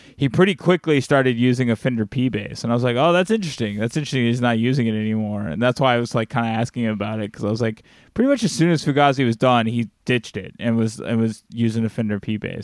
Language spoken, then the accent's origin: English; Alabama, United States; moved away; I'm from the South, like, uh, you know, I'm from Alabama originally